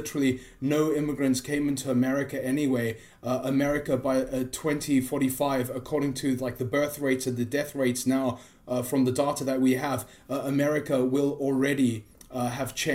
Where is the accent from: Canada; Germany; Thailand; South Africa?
South Africa; I'm from South Africa